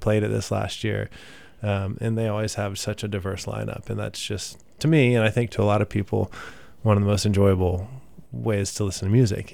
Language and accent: English; Katy, Texas, United States; also born or lived in Midland, Texas / San Marcos, Texas / San Antonio, Texas; now in Austin, United States; I uh, moved to Katy and spent most of my life there, honestly, until I was 18